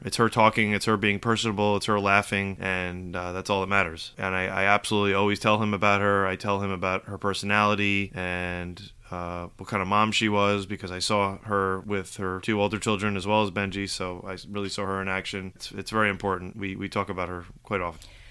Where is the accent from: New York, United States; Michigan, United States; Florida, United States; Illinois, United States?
New York, United States; Rockland County; moved away as an adult; also born or lived in Manhattan / Bergen County, New Jersey; now in Morris County, New Jersey, United States; I grew up in Rockland County, New York.